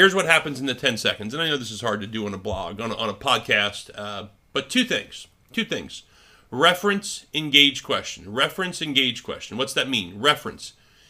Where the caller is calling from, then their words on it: Rhode Island, United States; I was calling from Rhode Island to Florida. And I had a Rhode Island number.